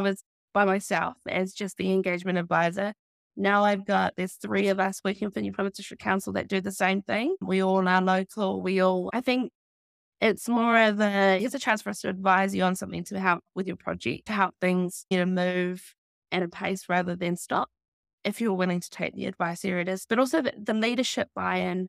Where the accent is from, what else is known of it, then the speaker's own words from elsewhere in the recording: Taranaki, New Zealand; also born or lived in Florida; born and raised Taranaki and born and raised in Balblock